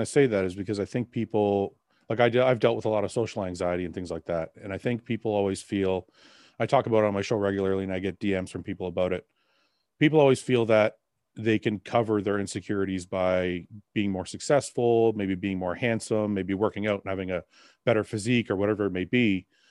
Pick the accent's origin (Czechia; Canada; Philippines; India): Canada; my parents left Lebanon because of war and we came I was born in Canada though